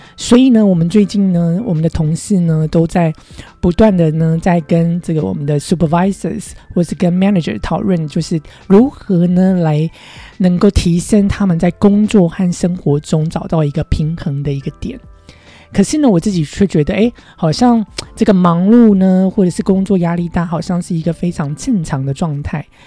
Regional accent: Taiwan; moved away as an adult; now in United States; 我在亚洲长大，在台湾长大

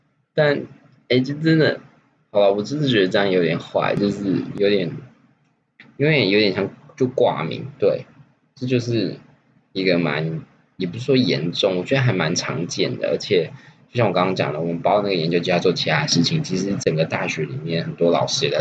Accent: Taiwan; 我们台湾人哦，没有在遵守学术伦理的啦，好不好？

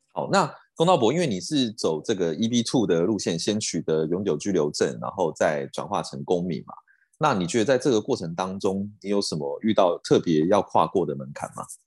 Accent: Taiwan; 我们台湾这边

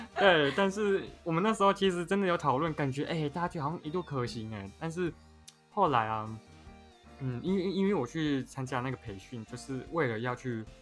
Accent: Taiwan; accent: Taiwanese Mandarin (台湾国语); 我讲话有台湾国语

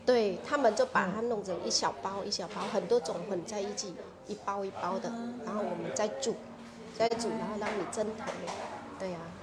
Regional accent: Vietnam; first language Vietnamese; Chinese is a second language; moved away as an adult; now in Kaohsiung, Taiwan; 我们越南人

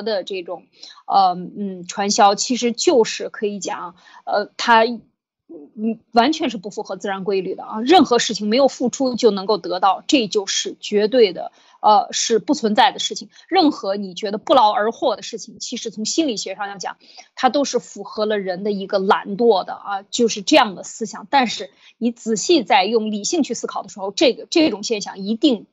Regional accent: China; moved away; 我们中国人

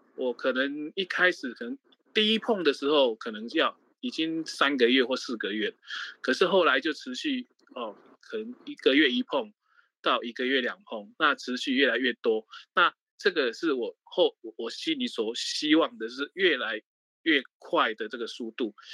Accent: Taiwan; moved away as an adult; also born or lived in Mainland China; 我是在大陆大概工作三十年，快，二，二十几年，快三十年，我大概是十，六年前才回台湾

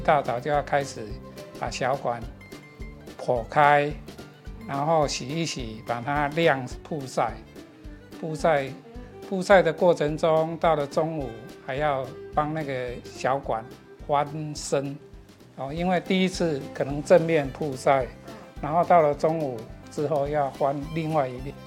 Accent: Hujing, Penghu County, Taiwan; also born or lived in Shili, Penghu; 我的家乡是我现在目前服务的十里国小的正对面的一个小离岛，叫湖景

